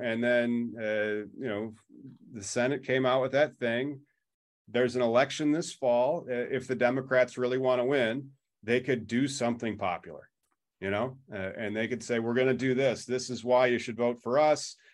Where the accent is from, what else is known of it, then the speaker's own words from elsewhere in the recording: Illinois, United States; I'm only from Illinois